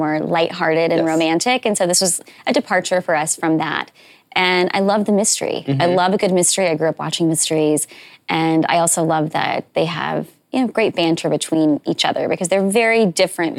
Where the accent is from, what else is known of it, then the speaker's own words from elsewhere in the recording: the South, United States; I'm from the South